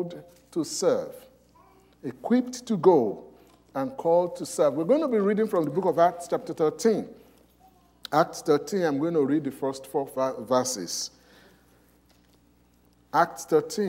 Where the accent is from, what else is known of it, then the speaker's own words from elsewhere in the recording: Nigeria; moved away; I came from Nigeria